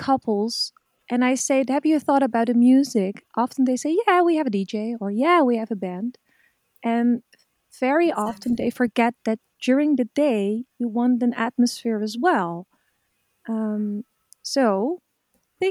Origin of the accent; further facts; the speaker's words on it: Zeeland, Netherlands; We come from Zeeland, so there's a lot of beaches here around.